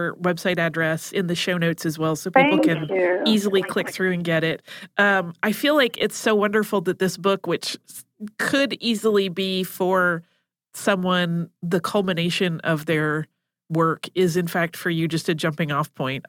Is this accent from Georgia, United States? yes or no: yes; Cobb County, Georgia, United States; I grew up in Cobb County, Georgia, and we had Georgia history in the sixth grade.